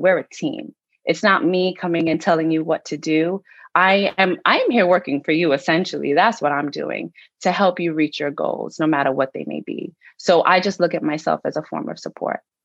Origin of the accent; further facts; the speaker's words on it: New York, United States; I'm from New York.